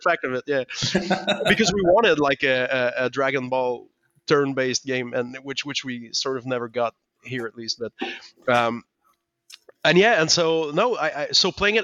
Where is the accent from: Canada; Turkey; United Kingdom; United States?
Canada; Quebec; first language French; English is a second language; I didn't speak any English back then. We didn't get games in French in, in Quebec.